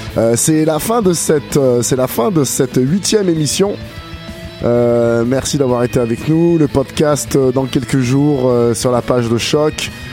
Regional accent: Grenoble, Auvergne-Rhône-Alpes, France; also born or lived in Quebec, Canada; now in Canada; de Grenoble, de ma ville natale en France

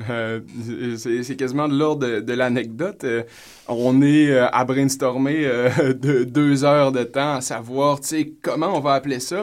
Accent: Saguenay, Quebec, Canada; je suis du Saguenay

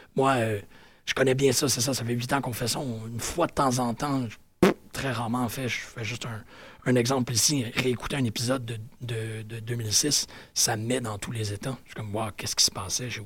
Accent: Quebec, Canada

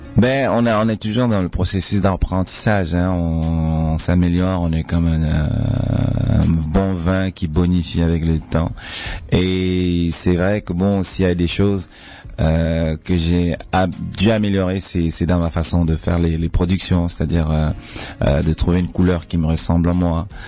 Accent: Cameroon; now in Switzerland; chez moi au Cameroun

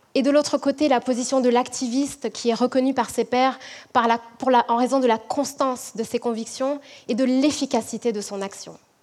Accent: French Guiana; now in Quebec City, Canada; je suis originaire de la Guyane

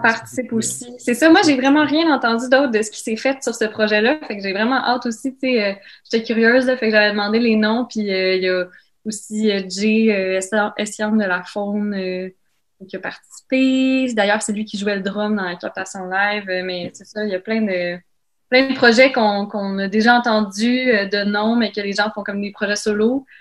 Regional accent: Laval, Quebec, Canada; j'ai grandi à Laval

